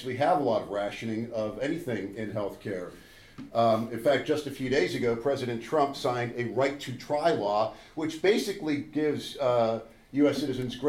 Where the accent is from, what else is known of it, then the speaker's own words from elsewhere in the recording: Minnesota, United States; I'm from Minnesota, which is right here in the upper middle of the United States